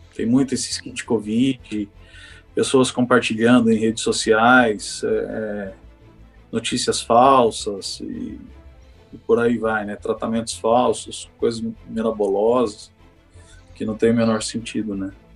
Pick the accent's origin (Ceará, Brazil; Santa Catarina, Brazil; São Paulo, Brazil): São Paulo, Brazil; Birigui; Minha cidade natal chama Birigui, interior de São Paulo, tem 100 mil habitantes